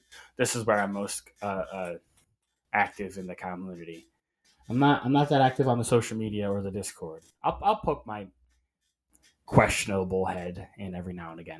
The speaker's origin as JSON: {"language": "English", "area": "White Cloud", "region": "Michigan", "country": "United States", "tie": "born or raised there", "also_born_or_lived": "Muskegon, Michigan / Grand Rapids, Michigan", "said": "Then at the age of 5, we moved to White Cloud"}